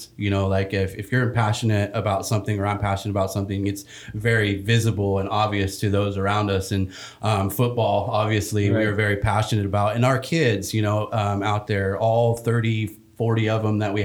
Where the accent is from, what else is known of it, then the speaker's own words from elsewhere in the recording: Fresno, California, United States; I grew up in Fresno, California